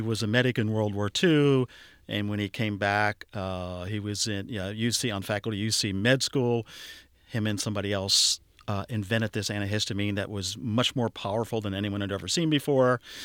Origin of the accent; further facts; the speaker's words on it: Cincinnati, Ohio, United States; I grew up in Lower Clifton